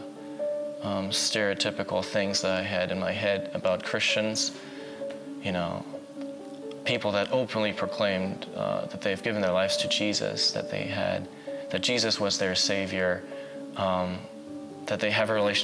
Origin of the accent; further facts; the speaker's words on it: Berlin, Germany; I grew up in Berlin. I spent pretty much all of my life in Berlin.